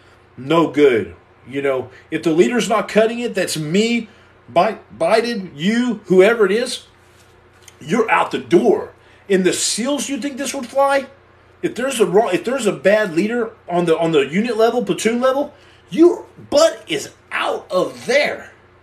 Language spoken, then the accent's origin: English; Texas, United States; I don't have anything a problem with Oklahoma. I like to joke around. But I'm from Texas.